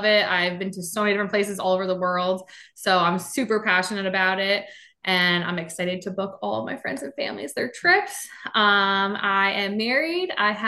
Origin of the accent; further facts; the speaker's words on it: New Jersey, United States; moved away as an adult; now in Florida, United States; I'm originally from New Jersey. That's how I know Lauren. But I moved to Florida in 2019.